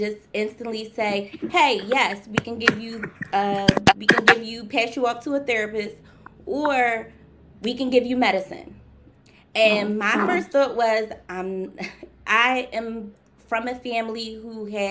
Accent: Philadelphia, Pennsylvania, United States; I'm from Philadelphia, born and raised.

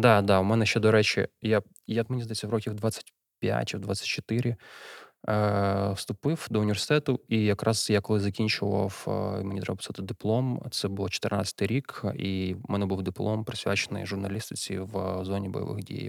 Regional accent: Kyiv, Ukraine; Народився, виріс у Києві

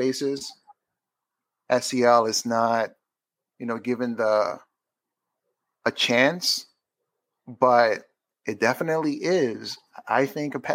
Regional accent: New York City, New York, United States; I'm from Queens, New York, which I am

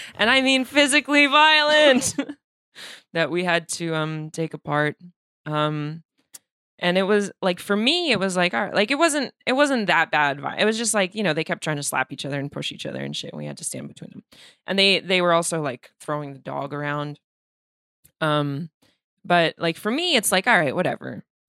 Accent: Moscow, Russia; moved away; I'm from Moscow

